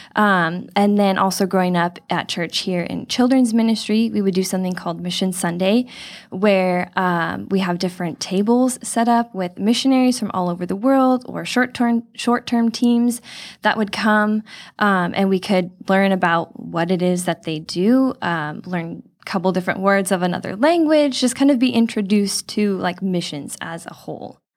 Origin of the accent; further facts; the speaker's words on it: Chino Hills, California, United States; I was born and raised in Chino Hills, grew up here coming to this church my whole life.